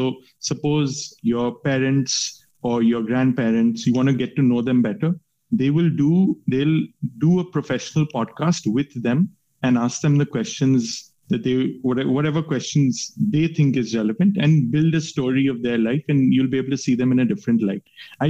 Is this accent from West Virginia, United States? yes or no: yes; West Virginia, United States; born there; So my mom's American and I was born in West Virginia. My dad met my mom in West Virginia.